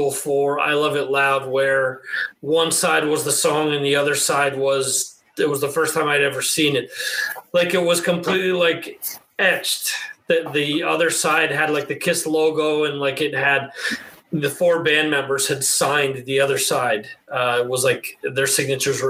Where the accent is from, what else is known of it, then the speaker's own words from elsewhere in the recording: New Jersey, United States; where I grew up in New Jersey, we had some small stores